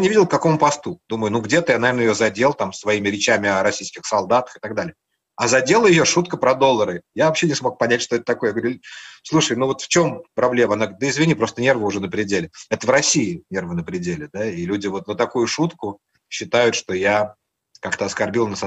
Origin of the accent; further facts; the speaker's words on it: Latvia; Я говорил, что я из Латвии.